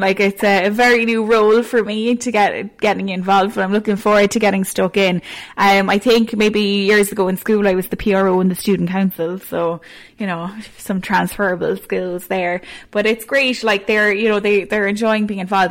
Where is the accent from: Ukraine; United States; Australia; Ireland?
Ireland; Ballygarvan, Munster; I'm from Cork, I live in Cork, and I don't plan to leave Cork